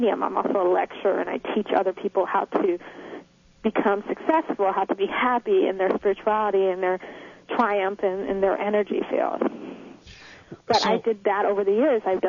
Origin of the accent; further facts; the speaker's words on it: Los Angeles, California, United States; now in Dallas, United States; I'm from California. I'm now in Dallas, but I'm an LA girl